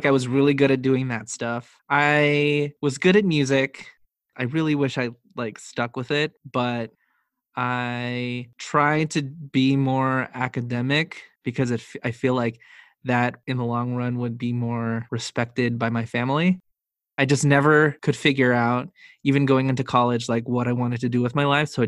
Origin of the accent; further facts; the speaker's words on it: Philippines; Being Filipino for me growing up was a never ending feeling of never being good enough.